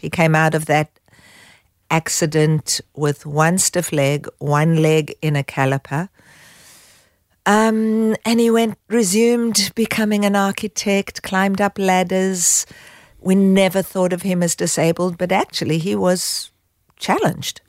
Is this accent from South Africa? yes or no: yes; South Africa; moved away as an adult; also born or lived in Israel / Haifa, Israel; now in Australia; growing up in South Africa, I was in a youth movement